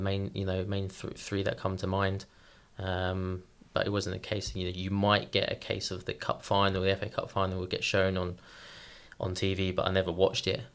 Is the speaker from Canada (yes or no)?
no; Eastbourne, South East England, United Kingdom; now in Iceland; I'm from Eastbourne. It's on the southeast coast.